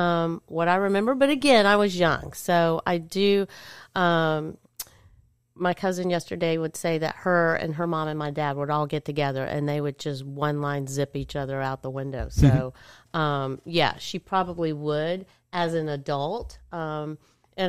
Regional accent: Centre, Alabama, United States; I mean, growing up in Center, we would come to Rome to go to, like, the eye doctors and things

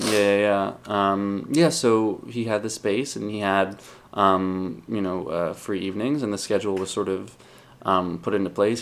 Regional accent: Long Island, New York, United States; I grew up on Long Island

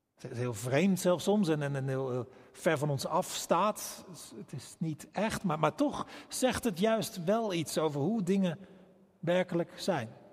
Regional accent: Rotterdam, South Holland, Netherlands; wij als Rotterdammers

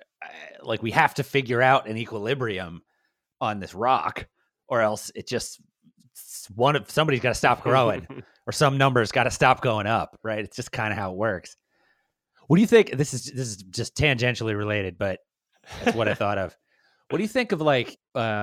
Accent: Baltimore, Maryland, United States; Brian and I grew up in Baltimore, which is on a bay.

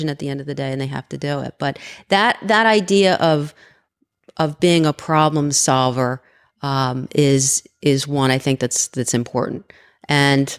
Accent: Bridgeton, New Jersey, United States; my hometown of Bridgeton

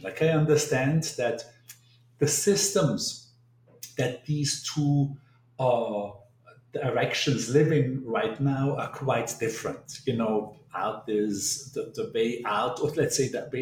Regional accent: Bregenz, Vorarlberg, Austria; moved away as an adult; also born or lived in Vienna; now in New York City, United States; I spent my first 18 years in Bregenz, this small town in the western part of Austria

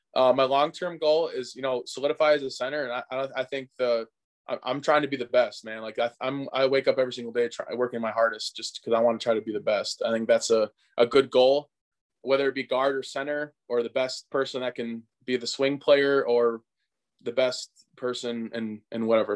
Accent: Hartford, Wisconsin, United States; my hometown of, of Hartford, Wisconsin.

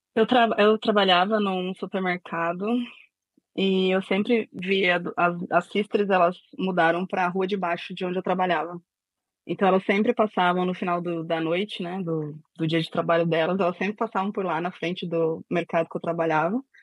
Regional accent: São Paulo, Brazil; also born or lived in Bom Jardim, Pernambuco; eu sou de São Paulo, mas nasci em Pernambuco

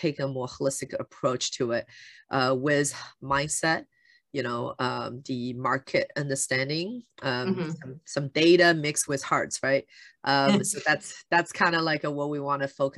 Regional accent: Shanghai, China; moved away; I grew up in China

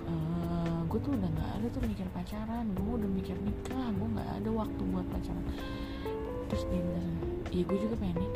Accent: West Java, Indonesia; karena gue Sunda di Sunda tuh seperti apa gitu kan

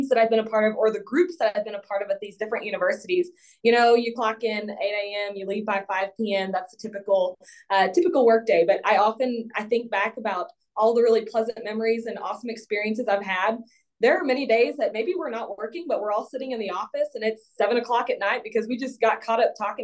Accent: Hill Country of Texas, United States; I'm from the Hill Country of Texas. I grew up on a farm.

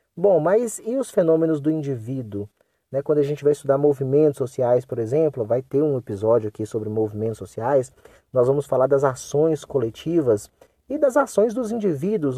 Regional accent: Brazil; first language Portuguese; also born or lived in North of Minas Gerais; nós falamos português porque nós nascemos aqui no Brasil, nós fomos criados aqui no Brasil

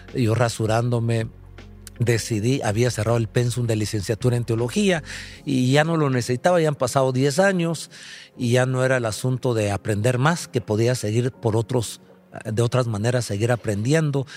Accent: Guatemala; Nosotros como guatemaltecos

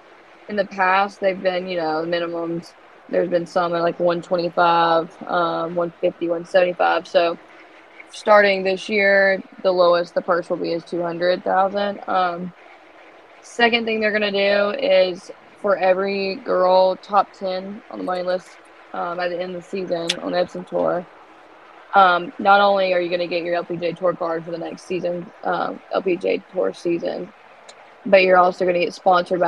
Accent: North Carolina, United States; moved away as an adult; also born or lived in Raleigh; now in Florida, United States; I'm living in Florida, and I'm from North Carolina

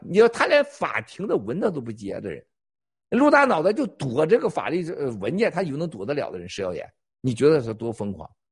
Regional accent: Northeast China, China; moved away; also born or lived in Shandong (hometown, Shen County); 在小时候在东北

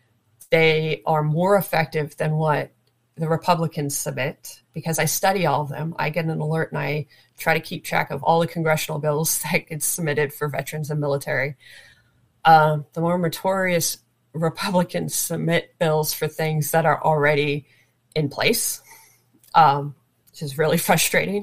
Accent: Florida, United States; moved away; also born or lived in Washington State / Kuwait; I'm from Florida

